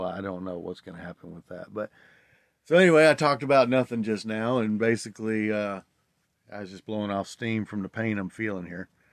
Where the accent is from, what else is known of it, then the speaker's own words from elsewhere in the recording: Tennessee, United States; I grew up in Tennessee